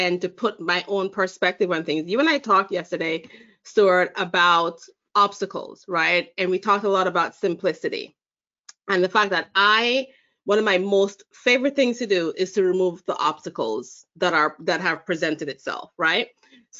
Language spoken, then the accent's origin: English; Jamaica; now in United States; Yes, I am. Look at that. I'm originally from Jamaica. I spent most of my adult life, or most of my life actually, in the United States, but going to back to Jamaica quite a bit.